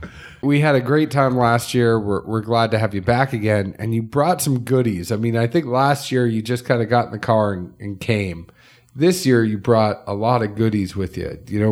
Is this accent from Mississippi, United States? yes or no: yes; Mississippi, United States; born there; I was born in Mississippi.